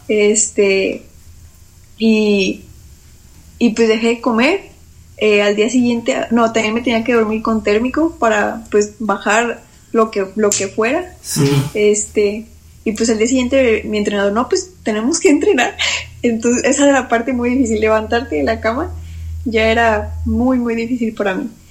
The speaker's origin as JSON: {"language": "Spanish", "region": "Nuevo León", "country": "Mexico", "moved": "yes", "lives_now": "Mexico City, Mexico", "said": "los de mi estado"}